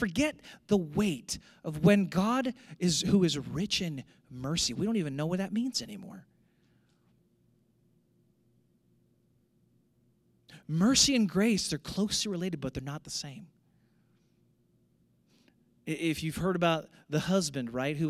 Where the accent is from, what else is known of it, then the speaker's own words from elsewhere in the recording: St. Louis, Missouri, United States; moved away; I grew up in St. Louis